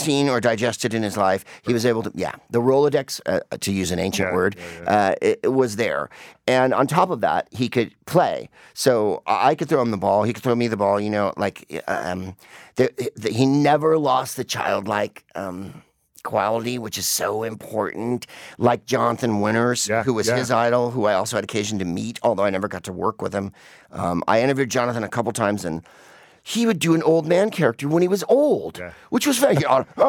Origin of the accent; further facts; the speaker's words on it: San Francisco, California, United States; I'm from San Francisco, was a San Francisco guy.